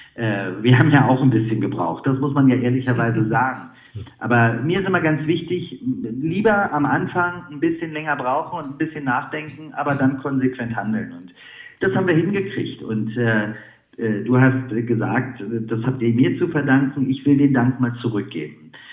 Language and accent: German; Berlin, Germany; Metropole, die meine Heimat ist